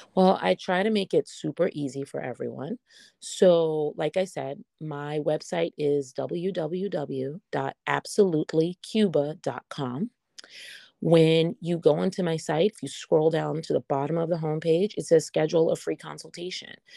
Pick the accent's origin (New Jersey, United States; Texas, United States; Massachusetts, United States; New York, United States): New York, United States; I'm from New York